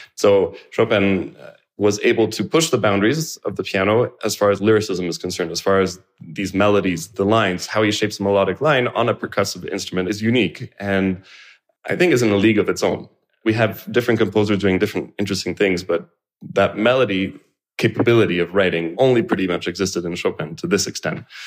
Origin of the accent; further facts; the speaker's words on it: Canada; I was born in Canada